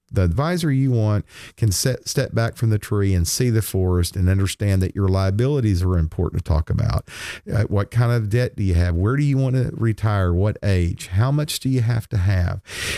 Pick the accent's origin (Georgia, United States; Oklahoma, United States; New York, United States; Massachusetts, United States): Oklahoma, United States; you realize Twister was filmed right here in Oklahoma, and big scene of that was filmed right outside my hometown.